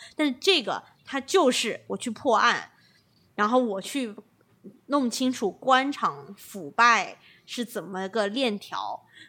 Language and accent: Chinese; China; now in California, United States; 国内我们不是从小长大的时候都 被要求一定要读某些某些书长大